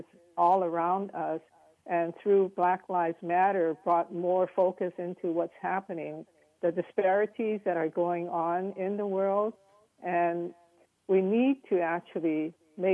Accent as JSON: {"language": "English", "region": "Hawaii", "country": "United States", "tie": "born or raised there", "moved": "as an adult", "lives_now": "San Francisco, United States", "said": "I'm Asian American, raised in Hawaii"}